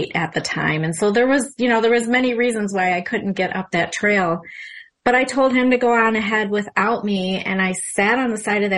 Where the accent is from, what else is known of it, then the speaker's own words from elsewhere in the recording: Berkley, Michigan, United States; I'm from the Motor City, Southeast Michigan, and I grew up here most of my life. I've been here since I was 3